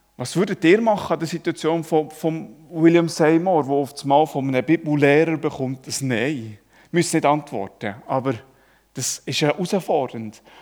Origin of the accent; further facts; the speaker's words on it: Switzerland; Ich als Schweizer